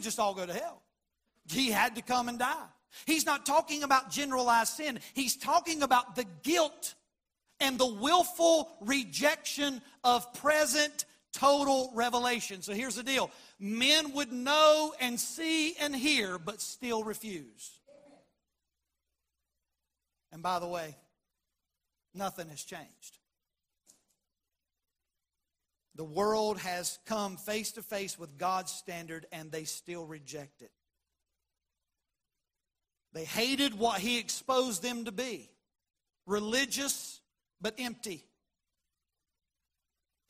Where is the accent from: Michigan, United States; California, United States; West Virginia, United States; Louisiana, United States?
West Virginia, United States; Shady Spring; that's my dad's hometown. It's my hometown. Shady Springs, just up the road